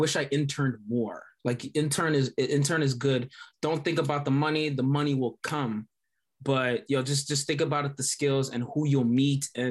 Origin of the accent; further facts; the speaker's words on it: New York, United States; moved away as an adult; also born or lived in Michigan; now in Los Angeles, United States; I'm from New York